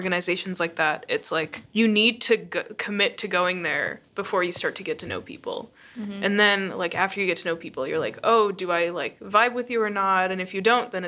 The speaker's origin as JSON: {"language": "English", "country": "United States", "tie": "born or raised there", "said": "as an Indian American, like, I'm part of the diaspora because I was born here"}